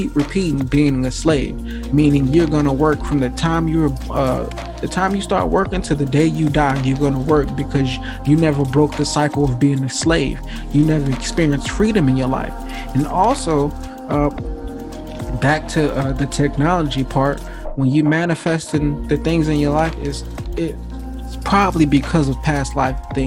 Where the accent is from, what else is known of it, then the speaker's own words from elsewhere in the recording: Gary, Indiana, United States; also born or lived in Atlanta, Georgia; I come from Gary, Indiana. There is no rich people around